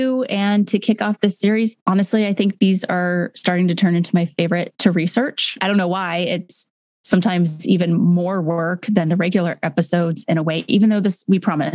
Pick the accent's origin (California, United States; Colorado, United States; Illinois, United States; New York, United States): California, United States; Pasadena; this is an area that, like I said, I grew up in and around. I was born in Pasadena